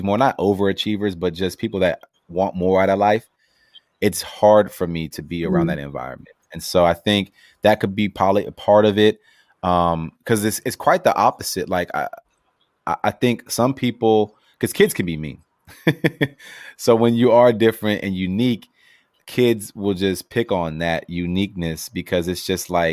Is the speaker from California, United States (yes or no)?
yes; Los Angeles, California, United States; growing up